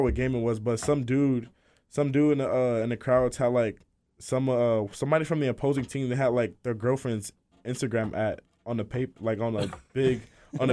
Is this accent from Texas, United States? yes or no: yes; Austin, Texas, United States; also born or lived in Los Angeles; I'm from Austin because I've been here most of my life too